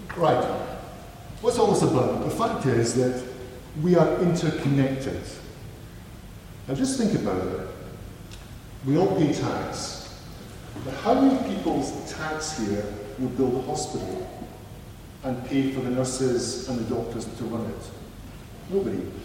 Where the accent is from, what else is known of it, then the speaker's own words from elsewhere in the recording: Perth, Western Australia, Australia; moved away; I was born in Perth, in North Perth, Australia